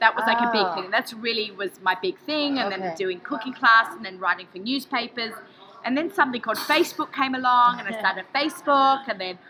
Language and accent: English; Australia; now in United States; I'm Australian, I live in America.